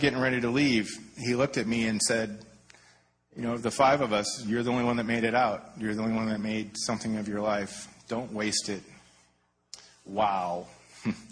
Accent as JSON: {"language": "English", "town": "Detroit", "region": "Michigan", "country": "United States", "tie": "born or raised there", "also_born_or_lived": "Anaheim, California", "moved": "yes", "lives_now": "California, United States", "said": "I grew up in Detroit"}